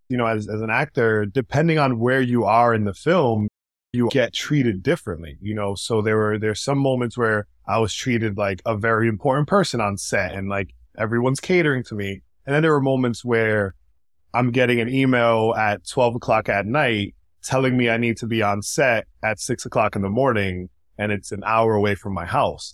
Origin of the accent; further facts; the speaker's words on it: New York City, New York, United States; also born or lived in Washington Heights / Providence, Rhode Island; I grew up, um, here in the Bronx. I was here until I was about nine, ten years old. And then we moved to Providence, Rhode Island